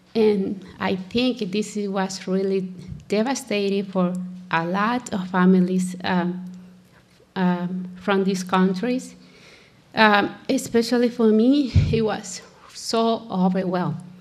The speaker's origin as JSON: {"language": "English", "country": "El Salvador", "second_language": "English", "moved": "as an adult", "lives_now": "United States", "said": "I am from El Salvador. Living in the United States about uh, for about 20 years"}